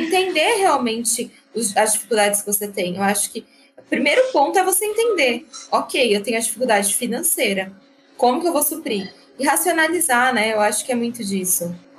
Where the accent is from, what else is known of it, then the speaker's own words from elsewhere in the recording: Francisco Morato, São Paulo, Brazil; eu cresci em Francisco Murato, que é uma cidade mais periférica